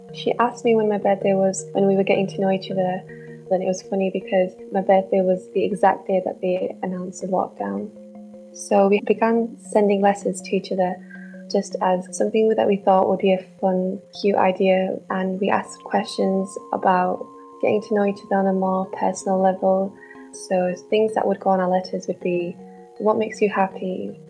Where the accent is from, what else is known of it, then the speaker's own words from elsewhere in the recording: Bradford, Yorkshire and the Humber, United Kingdom; I'm from Bradford